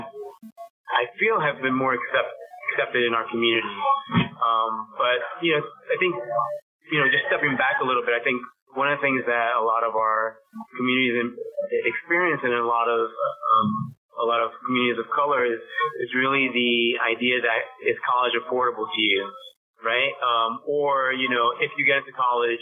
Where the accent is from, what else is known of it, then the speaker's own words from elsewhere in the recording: New York City, New York, United States; they settled on the Upper West Side by 85th Street, and that's where I grew up.